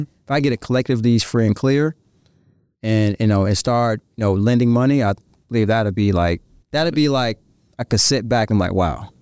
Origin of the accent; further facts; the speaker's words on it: Virginia, United States; moved away; I'm from Virginia.